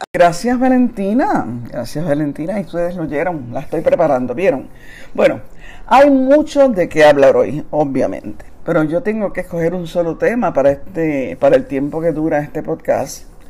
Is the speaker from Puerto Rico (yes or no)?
yes; Puerto Rico; la época de resistencia más grande de nuestra historia